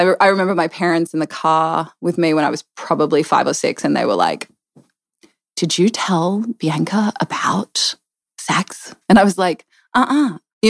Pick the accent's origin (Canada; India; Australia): Australia; moved away; I am. I'm originally from Australia. From my dad was in the military, so a little bit all over down there, all over down under.